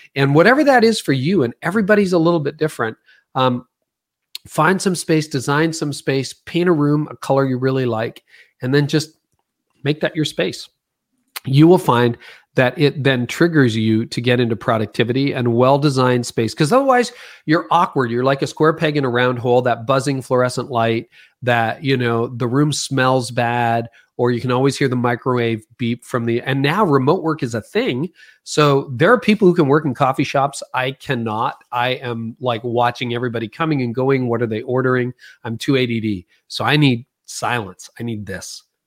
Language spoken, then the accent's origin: English; Canada; I'm Canadian, most of my work's in America